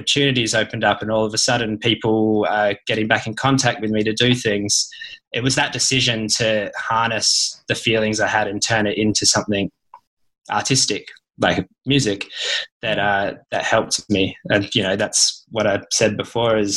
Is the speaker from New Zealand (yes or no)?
no; Tom Price, Western Australia, Australia; also born or lived in Perth; I'm from an even smaller place than Perth. I was born up in Tom Price, which is a tiny town in the north